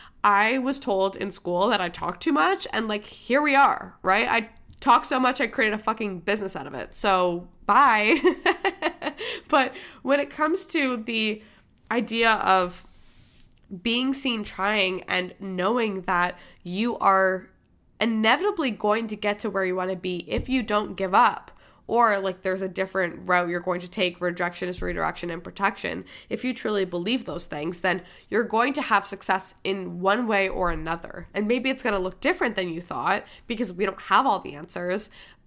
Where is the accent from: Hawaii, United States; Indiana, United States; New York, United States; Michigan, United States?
Michigan, United States; born there; accent: Boston; I had a Boston accent. I was born in Michigan, and for whatever reason, I picked up a Boston accent